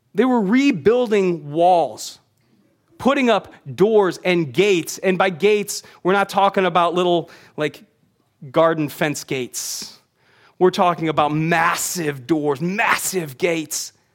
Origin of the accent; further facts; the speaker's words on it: United States; we as American readers